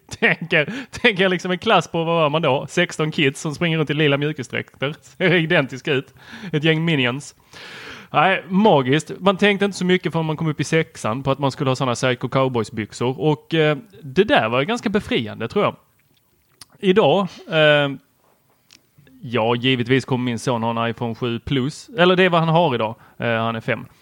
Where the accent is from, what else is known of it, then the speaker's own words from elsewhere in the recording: Helsingborg, Skåne, Sweden; also born or lived in Lund; jag kommer från Lund, eh, har växt upp i Helsingborg ett tag och gick på Husumsjöskolan